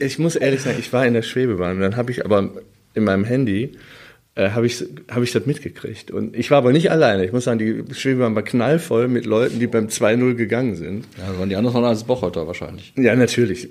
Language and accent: German; Wuppertal, North Rhine-Westphalia, Germany; ich wohnte am Norxholchen, äh, so, so eine Siedlung in der Nähe ähm, am Röttgen, Öllendal